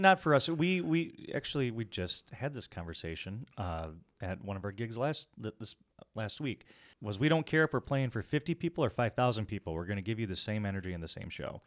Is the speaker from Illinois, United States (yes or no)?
yes; Rockford, Illinois, United States; we hail from Rockford, Illinois